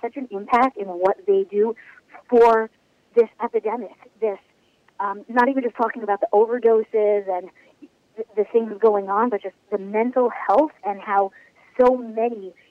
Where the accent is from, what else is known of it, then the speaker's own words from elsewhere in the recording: New York City, New York, United States; I was born and bred in Kew Garden Ho, which is part of Queens, New York